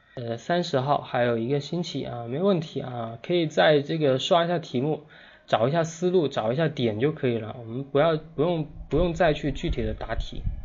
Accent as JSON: {"language": "Chinese", "country": "China", "said": "我们中国人"}